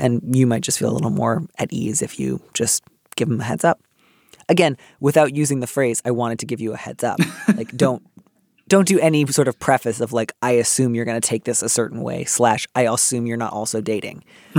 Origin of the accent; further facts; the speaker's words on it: Midwest, United States; And that's what I associate with waspiness. I don't know. I grew up in the Midwest.